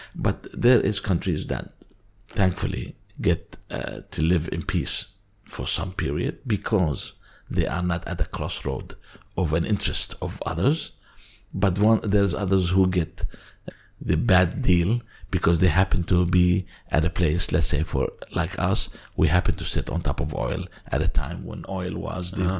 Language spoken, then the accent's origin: English; Kuwait; moved away as an adult; also born or lived in Syria / United States / Netherlands; now in Amsterdam, Netherlands; My family um, moved to the Gulf area, to Kuwait particularly, and my father was uh, an engineer and a contractor. We lived there for about high school